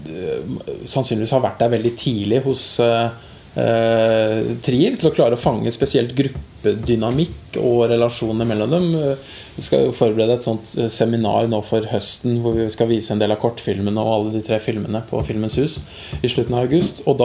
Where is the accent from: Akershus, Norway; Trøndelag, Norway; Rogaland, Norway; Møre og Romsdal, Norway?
Akershus, Norway; Eidsvoll; now in Oslo, Norway; har jo ikke vokst opp i Oslo, jeg er fra Eidsvoll.